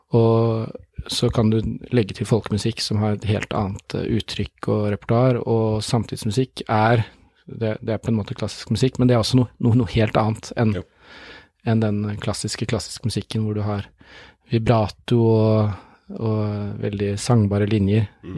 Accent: Oslo, Norway; moved away as an adult; now in Tromsø, Norway; Jeg er født i Oslo, men nå har jeg bodd mer enn halve livet i Tromsø.

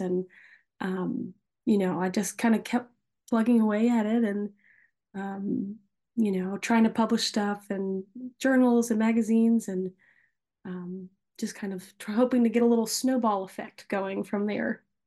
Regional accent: Nashville, Tennessee, United States; I was born and raised in Nashville

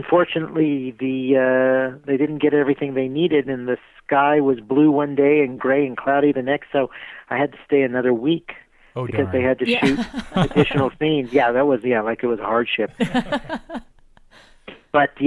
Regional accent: Denver, Colorado, United States; here in my hometown of Denver, Colorado

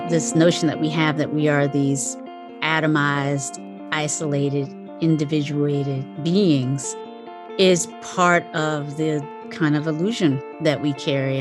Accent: Kinston, North Carolina, United States; I was born in, um, a, a town called Kinston, North Carolina

